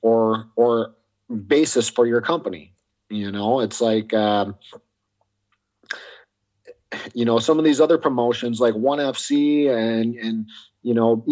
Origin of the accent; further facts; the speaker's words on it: United States; I was born in the States, grew up in the States, but ethnically I'm half Korean